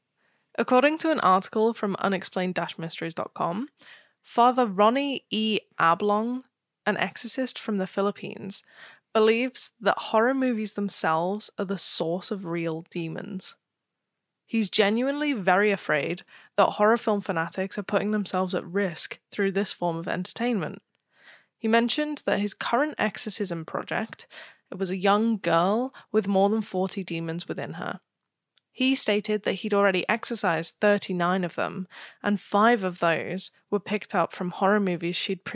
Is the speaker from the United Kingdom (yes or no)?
yes; United Kingdom; I'm uncomfortably British.